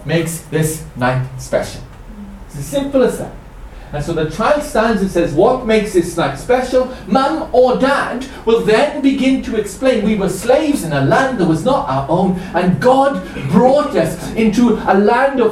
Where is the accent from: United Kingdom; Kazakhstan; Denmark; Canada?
United Kingdom; Welsh, Wales; I'm Welsh.